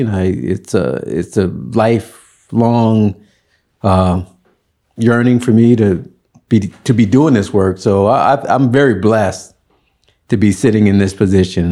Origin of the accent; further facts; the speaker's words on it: Birmingham, Alabama, United States; moved away as an adult; now in San Francisco, United States; all of my schooling, school years, elementary through college, was in Alabama